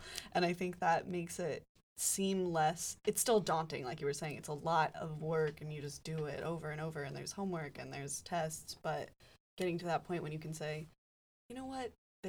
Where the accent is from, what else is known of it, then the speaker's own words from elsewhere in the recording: Montana, United States; now in Santa Cruz, United States; I'm from Montana.